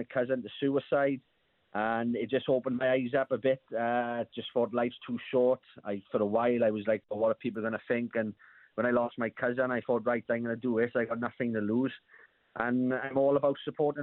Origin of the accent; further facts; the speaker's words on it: South Wales, United Kingdom; we're from South Wales